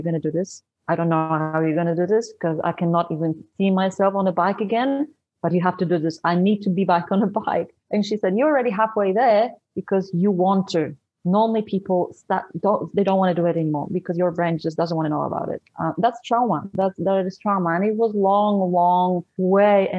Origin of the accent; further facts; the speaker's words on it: Poland; first language Polish; English is a second language; moved away as an adult; also born or lived in Sydney, Australia; I was born in Poland. I immigrated to Australia in 2005. I lived there for 12 years.